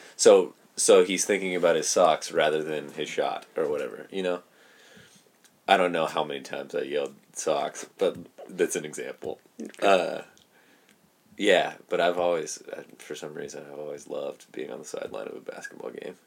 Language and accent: English; Merced, California, United States; also born or lived in Planada, California; born and raised in Merced